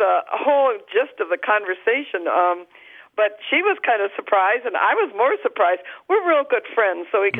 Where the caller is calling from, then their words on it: Traverse City, Michigan, United States; And I'm from Traverse City, Michigan.